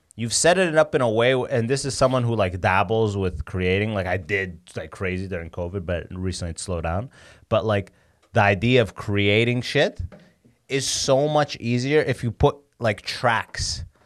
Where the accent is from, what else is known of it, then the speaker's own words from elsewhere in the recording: London, Ontario, Canada; also born or lived in Sudan; so I'm from London